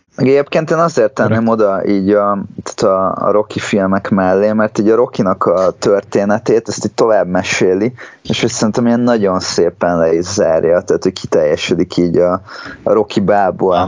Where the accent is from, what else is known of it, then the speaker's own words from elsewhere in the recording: Hungary; magyarok vagyunk